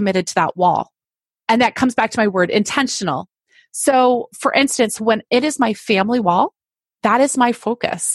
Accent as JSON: {"language": "English", "town": "Fulton", "region": "New York", "country": "United States", "tie": "born or raised there", "said": "I grew up in upstate New York"}